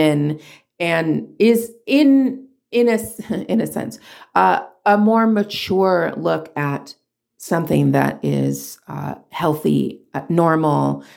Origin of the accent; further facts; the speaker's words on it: Southern California, United States; also born or lived in Hollywood, California; I'm from Southern California